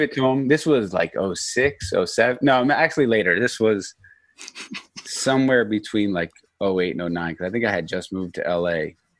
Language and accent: English; Norristown, Pennsylvania, United States; I'm from Norristown, Pennsylvania